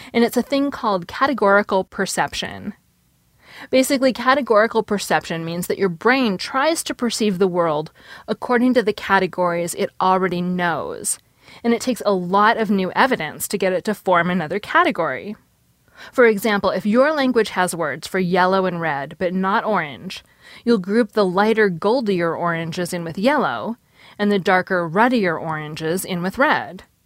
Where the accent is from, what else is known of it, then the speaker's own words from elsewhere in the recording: Seattle, Washington, United States; I did grow up in Seattle